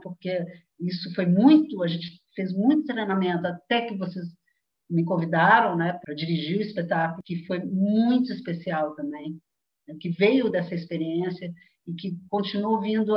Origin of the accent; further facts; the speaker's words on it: Belo Horizonte, Minas Gerais, Brazil; moved away; em Belo Horizonte, de onde eu venho, né? de onde eu fui. Fui de Belo Horizonte um dia.